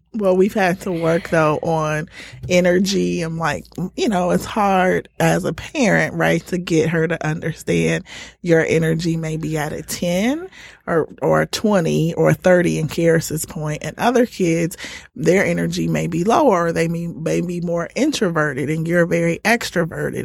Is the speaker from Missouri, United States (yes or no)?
no; Indiana, United States; now in Detroit, United States; I'm originally from Indiana